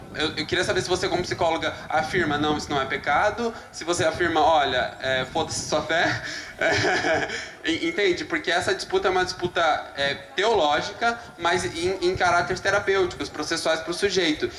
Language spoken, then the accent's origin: Portuguese; Curitiba, Paraná, Brazil; eu sou de Curitiba